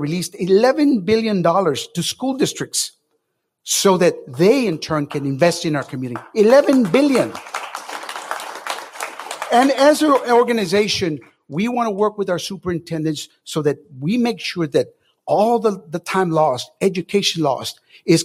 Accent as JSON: {"language": "English", "town": "Las Milpas", "region": "Texas", "country": "United States", "tie": "born or raised there", "said": "I was born and raised in Las Milpas, lived there"}